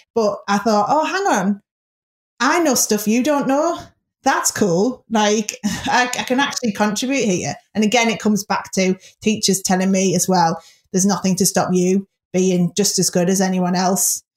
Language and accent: English; Middlesbrough, North East England, United Kingdom; in the area where I grew up in Middlesbrough